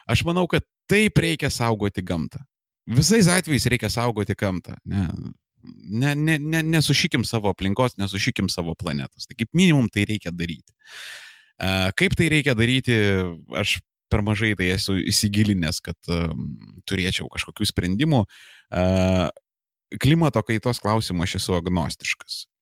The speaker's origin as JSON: {"language": "Lithuanian", "town": "Vilnius", "region": "Vilnius County", "country": "Lithuania", "moved": "as an adult", "lives_now": "Kaunas, Lithuania", "said": "aš originaliai esu iš Vilniaus, original gangsta Žirmūnų Bahūras, rajonas reprezent. Um, porą paskutinių metų esu Kaunietis"}